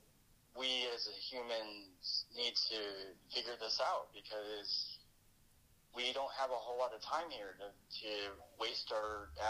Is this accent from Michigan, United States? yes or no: yes; near Grand Rapids, Michigan, United States; I grew up near Grand Rapids